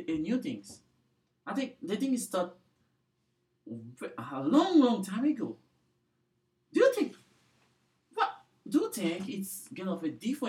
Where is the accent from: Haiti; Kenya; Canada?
Haiti; now in Provo, United States; I'm from Haiti.